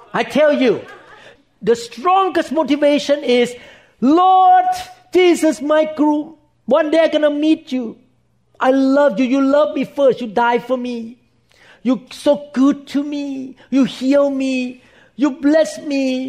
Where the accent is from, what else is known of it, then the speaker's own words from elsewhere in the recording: Thailand; when I was growing up in Thailand